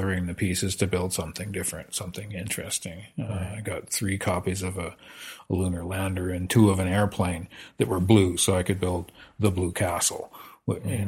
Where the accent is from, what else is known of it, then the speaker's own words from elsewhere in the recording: Saskatoon, Saskatchewan, Canada; also born or lived in Lethbridge, Alberta / British Columbia; now in Meacham, Canada; I born in Lethbridge, but grew up from the age of four in Saskatoon